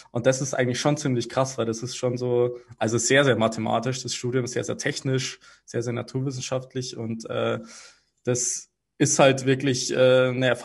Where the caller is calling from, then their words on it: Munich, Bavaria, Germany; Ich schalte jetzt gerade aus München zu.